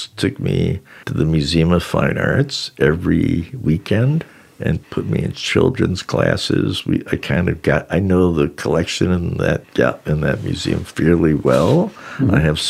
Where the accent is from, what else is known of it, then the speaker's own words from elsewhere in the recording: Boston, Massachusetts, United States; moved away as an adult; now in New York, United States; I grew up in Boston, went to Bard College, moved back to Boston.